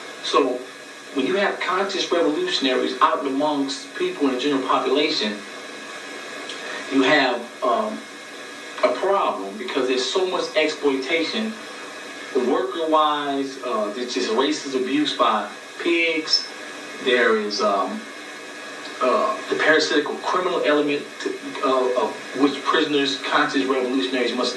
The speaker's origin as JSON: {"language": "English", "town": "Los Angeles", "region": "California", "country": "United States", "tie": "born or raised there", "said": "I grew up in South Central"}